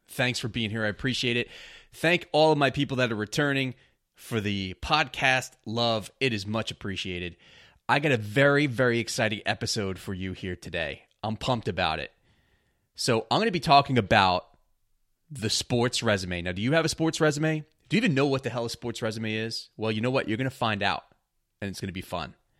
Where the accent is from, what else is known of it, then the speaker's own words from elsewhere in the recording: New York, United States; growing up in New York